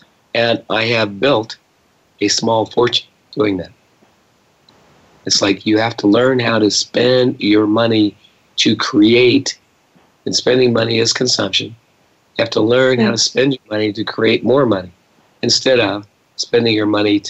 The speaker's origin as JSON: {"language": "English", "region": "Scotland", "country": "United Kingdom", "said": "I'm Scottish"}